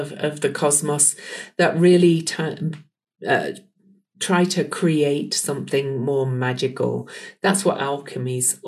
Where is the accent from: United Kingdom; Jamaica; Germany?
United Kingdom; now in Salt Lake City, United States; I'm from the UK